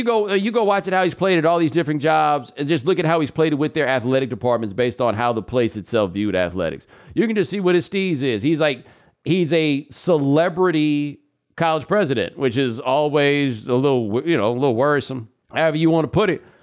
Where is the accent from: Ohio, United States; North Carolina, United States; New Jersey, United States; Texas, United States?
Texas, United States; Houston; I mean, I'm from Houston, so I remember that game.